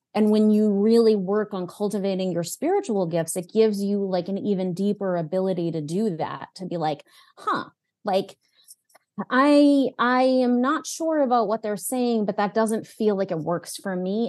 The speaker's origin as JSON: {"language": "English", "region": "New England", "country": "United States", "tie": "born or raised there", "said": "I grew up, I was born in New England"}